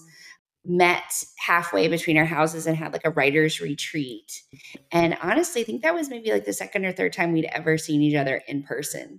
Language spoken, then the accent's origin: English; the South, United States; I'm from the South